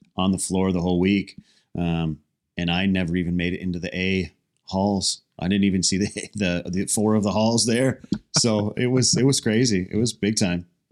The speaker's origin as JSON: {"language": "English", "country": "United States", "said": "as an American"}